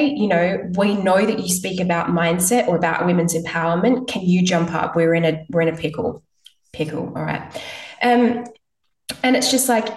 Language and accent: English; Perth, Western Australia, Australia; I'm from Perth